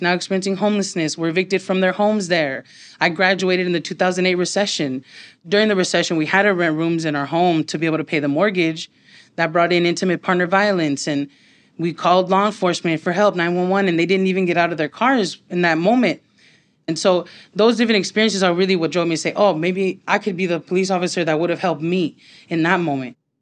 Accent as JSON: {"language": "English", "town": "Los Angeles", "region": "California", "country": "United States", "tie": "born or raised there", "said": "I grew up in Highland Park, have lived there my whole life"}